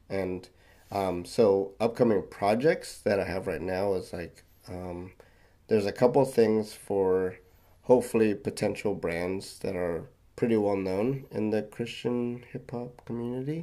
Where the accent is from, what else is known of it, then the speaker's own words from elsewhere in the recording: Philippines; I'm Filipino